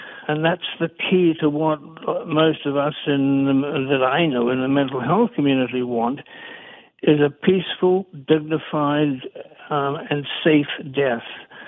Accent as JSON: {"language": "English", "country": "New Zealand", "tie": "born there", "said": "I'm an international journalist. I was born in New Zealand, but I've spent most of my time in many other countries."}